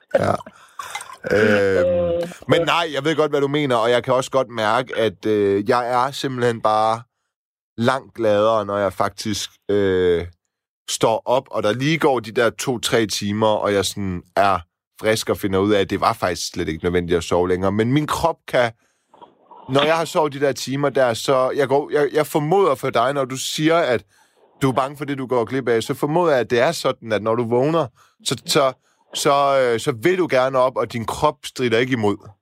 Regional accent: Silkeborg, Central Denmark Region, Denmark; also born or lived in Horsens; now in Copenhagen, Denmark; Jeg kommer ikke helt fra landet. Jeg kommer fra Silkeborg

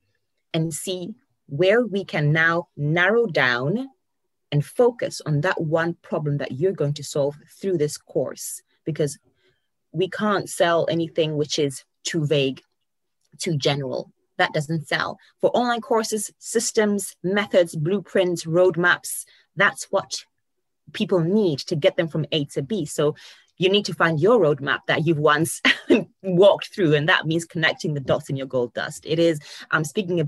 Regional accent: Ghana; moved away as an adult; also born or lived in Poland; now in United Kingdom; I was born and bred in Ghana. I was born and raised

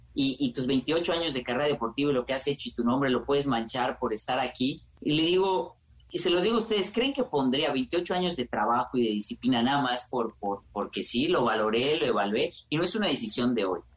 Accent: Mexico; entre nosotros como mexicanos

